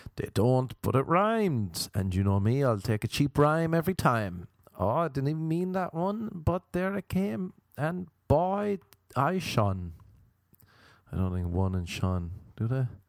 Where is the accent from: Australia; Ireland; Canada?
Ireland; also born or lived in Cork; now in Los Angeles, United States; Radiators were a big thing growing up in Ireland